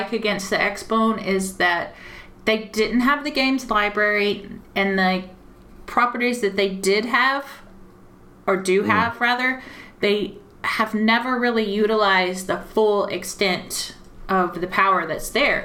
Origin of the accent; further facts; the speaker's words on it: United States; moved away as an adult; now in United Kingdom; I'm an American, and being born and raised in America